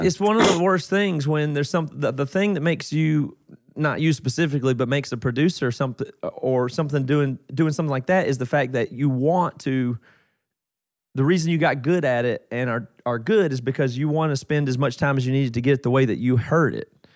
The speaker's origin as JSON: {"language": "English", "region": "South Carolina", "country": "United States", "moved": "yes", "lives_now": "Seattle, United States", "said": "I'm from South Carolina originally"}